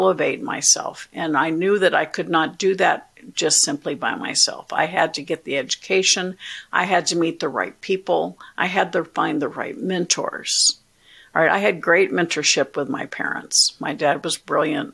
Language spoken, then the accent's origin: English; Orlando, Florida, United States; also born or lived in Tallahassee; I grew up in Orlando